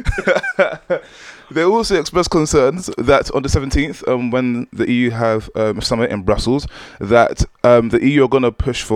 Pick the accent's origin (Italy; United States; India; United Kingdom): United Kingdom; London; my secondary school was in Peckham, St. Thomas the Apostle College